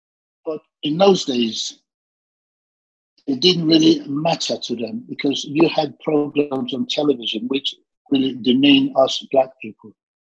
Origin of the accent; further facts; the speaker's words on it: London, United Kingdom; Yeah, you're right, Southeast London.